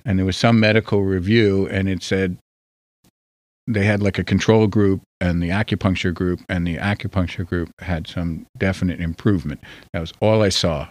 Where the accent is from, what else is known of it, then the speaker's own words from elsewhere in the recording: New Jersey, United States; I'm from New Jersey